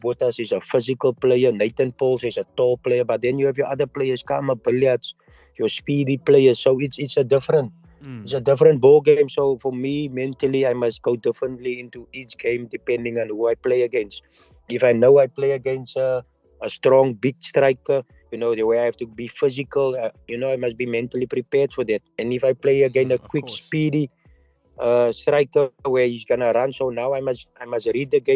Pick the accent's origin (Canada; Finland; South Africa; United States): South Africa; for me as a South African